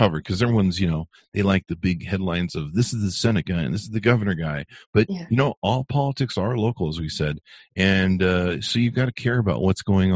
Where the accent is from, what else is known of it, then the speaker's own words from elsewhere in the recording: California, United States; also born or lived in Utah; now in Las Vegas, United States; I grew up in California where you couldn't see the mountains